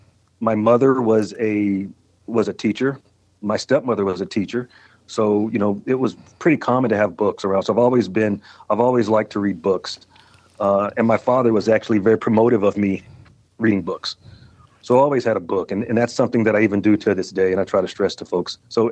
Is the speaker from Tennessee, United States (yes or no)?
yes; Columbia, Tennessee, United States; Oh, I loved it. It was, you know, Tennessee's a special place. Middle Tennessee is. I was born there in Columbia, down at Mary County Hospital